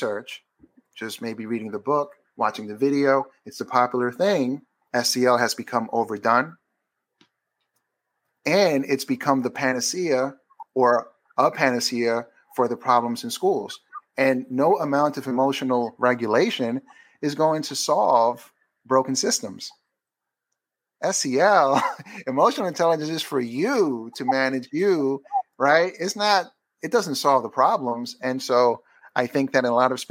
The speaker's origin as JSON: {"language": "English", "town": "New York City", "region": "New York", "country": "United States", "tie": "born or raised there", "said": "I'm from Queens, New York, which I am"}